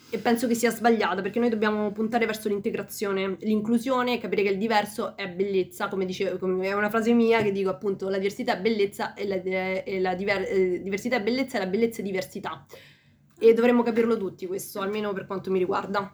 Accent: Peru; now in Italy; io vengo dal Perù quindi una terra lontana

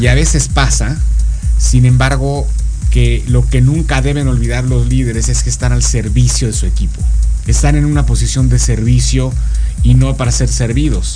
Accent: Mexico; moved away as an adult; now in Florida, United States; Pero soy mexicano, solo que tengo por razones de trabajo hace 14, 15 años que salí del país

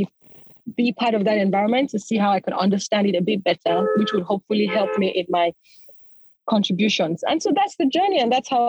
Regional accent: Lagos, Nigeria; So I was born and brought up in Lagos in Nigeria, so I'm Nigerian.

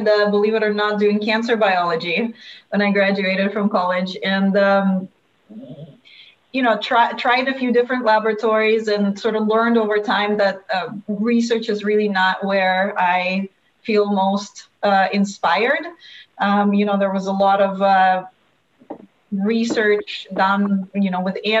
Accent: Russia; also born or lived in Palo Alto, California; now in United States; I come from Russia, where we mostly have apartment buildings and we don't have single family homes

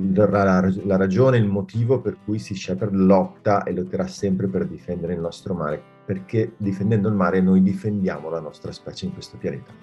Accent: Bassano del Grappa, Veneto, Italy; sono nato a, vicino a Bassano del Grappa

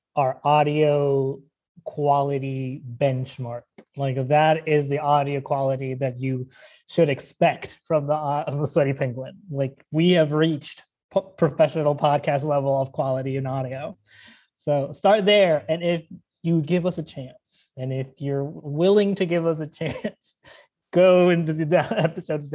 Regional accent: Caguas, Puerto Rico; I was like, oh, in Caguas

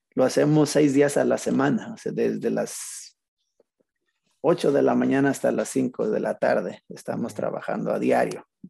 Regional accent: Zacatecas, Mexico; moved away as an adult; crecí en Zacatecas mi primera etapa de mi vida

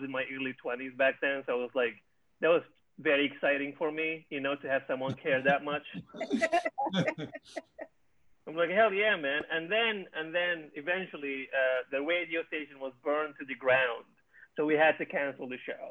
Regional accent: Benghazi, Cyrenaica, Libya; moved away; I am from Libya, specifically from the city of Benghazi

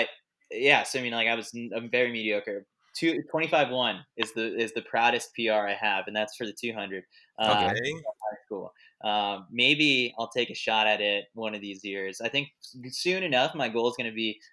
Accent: New York City, New York, United States; I grew up, born and raised in New York City, so I'm a New York City guy through and through

